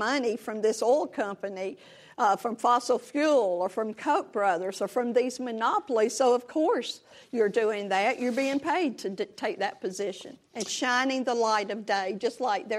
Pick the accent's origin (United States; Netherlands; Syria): United States; the South; I'm from the South.